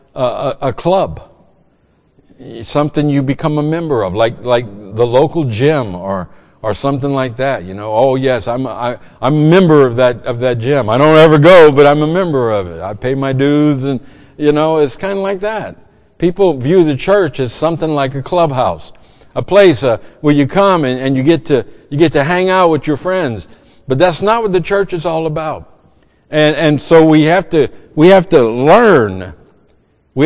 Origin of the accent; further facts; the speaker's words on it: Cajun, Louisiana, United States; moved away; I'm a Cajun.